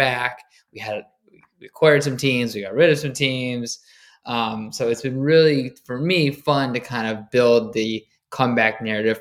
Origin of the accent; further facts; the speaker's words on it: Michigan, United States; moved away as an adult; also born or lived in New York; I grew up in Michigan. I went to University of Michigan.